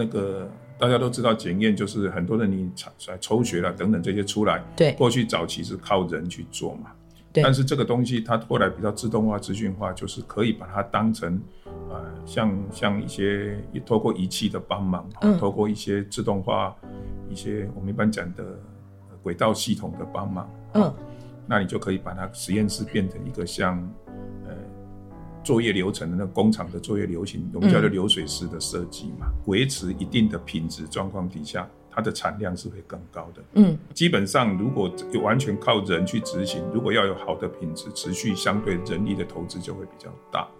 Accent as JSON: {"language": "Chinese", "region": "Kaohsiung", "country": "Taiwan", "tie": "born or raised there", "said": "对，我是本身是高雄，"}